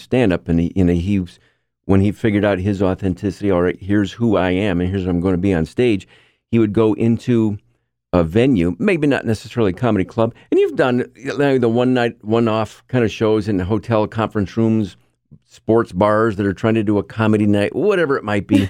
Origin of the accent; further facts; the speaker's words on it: Marcellus, New York, United States; also born or lived in Saranac Lake, New York; we moved here when I was a kid. I grew up in Marcellus